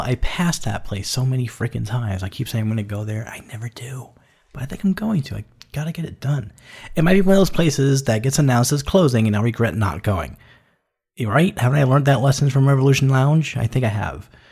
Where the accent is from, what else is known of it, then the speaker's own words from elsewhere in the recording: New York City, New York, United States; moved away; New York City is my hometown. That's where I was born and raised